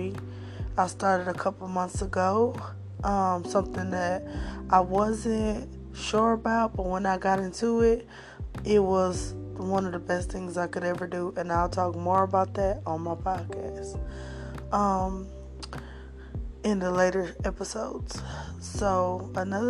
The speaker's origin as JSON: {"language": "English", "town": "Flint", "region": "Michigan", "country": "United States", "moved": "yes", "said": "I'm originally from Flint, Michigan, and my family came down here for better business opportunities"}